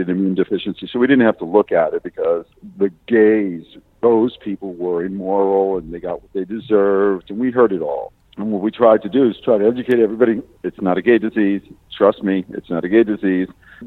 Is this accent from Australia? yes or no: no; Miami, Florida, United States; also born or lived in Chicago; now in West Palm Beach, United States; I was born in Mercy Hospital